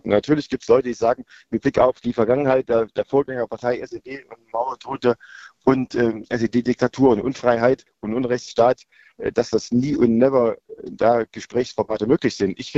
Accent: Thuringia, Germany; weil wir mit 24 Delegierten als Thüringer

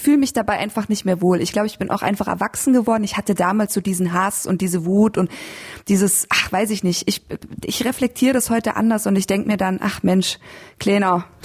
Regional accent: Landshut, Bavaria, Germany; moved away as an adult; also born or lived in Berlin; now in Leipzig, Germany; ich bin in, in Landshut aufgewachsen

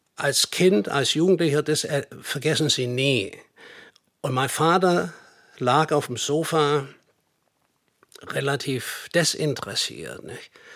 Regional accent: Nürtingen, Baden-Württemberg, Germany; moved away as an adult; also born or lived in United States / Hamburg; Ich bin eigentlich ursprünglich aus Nürtingen.

